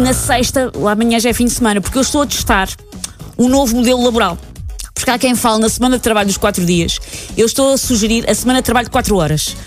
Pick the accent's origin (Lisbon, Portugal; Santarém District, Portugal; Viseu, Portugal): Lisbon, Portugal; Oeiras; Eu nasci em São Julião da Barra, Conselho de Oeiras, mas identifico-me como Manhattan